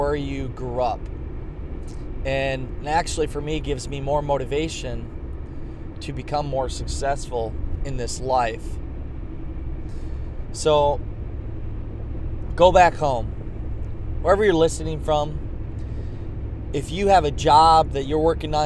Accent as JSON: {"language": "English", "town": "Garnavillo", "region": "Iowa", "country": "United States", "tie": "born or raised there", "moved": "as an adult", "lives_now": "Des Moines, United States", "said": "I'm from Northeast Iowa, Clayton County. Grew up in Garnavillo, Iowa"}